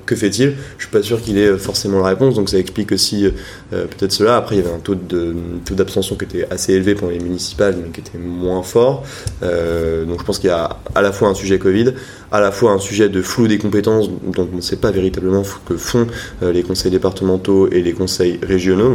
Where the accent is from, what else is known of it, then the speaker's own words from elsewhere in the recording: Rennes, Brittany, France; also born or lived in Paris; je suis originaire donc de Rennes.